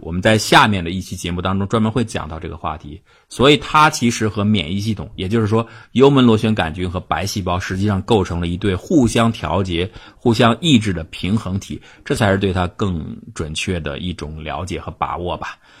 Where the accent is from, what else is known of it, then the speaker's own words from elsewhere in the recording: China; 还有包括我们中国人